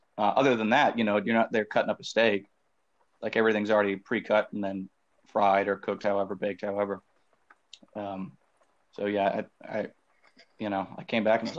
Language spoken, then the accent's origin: English; the South, Southern United States, United States; moved away as an adult; also born or lived in Korea; now in South Korea